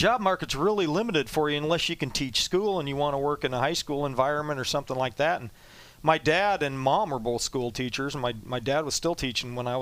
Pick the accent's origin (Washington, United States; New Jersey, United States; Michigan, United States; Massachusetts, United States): Washington, United States; Toppenish; moved away as an adult; also born or lived in Ellensburg, Washington / Indianapolis; now in Philadelphia, United States; I grew up outside of Yakima, a town called Toppenish, Washington